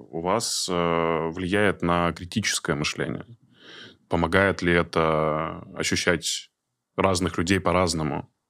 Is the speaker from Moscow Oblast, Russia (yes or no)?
no; Udmurtia, Russia; мы из Удмуртии